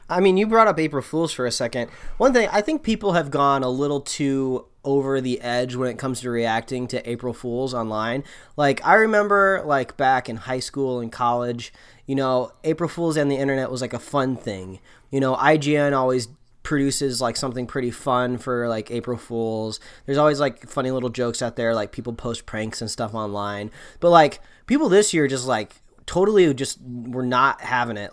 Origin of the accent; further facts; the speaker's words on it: Indiana, United States; moved away; growing up in Indiana